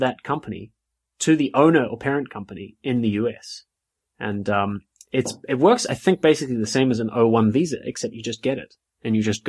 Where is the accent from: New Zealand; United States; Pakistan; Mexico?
New Zealand; also born or lived in South West England; now in United Kingdom; So I come from New Zealand, as some of the listeners may or may not know. I come from New Zealand and I live in the UK.